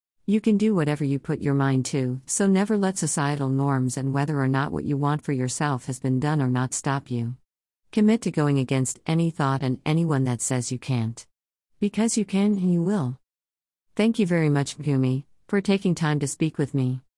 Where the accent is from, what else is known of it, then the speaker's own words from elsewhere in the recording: Cape Town, Western Cape, South Africa; I was born and raised in Khayelitsha, Cape Town, by a single mother of three girls who mostly sold second-hand clothes to raise us.